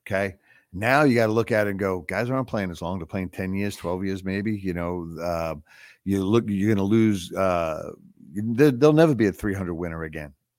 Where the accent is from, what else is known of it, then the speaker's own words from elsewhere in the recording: Long Island, New York, United States; our neck of the woods where, uh, where Alex and I grew up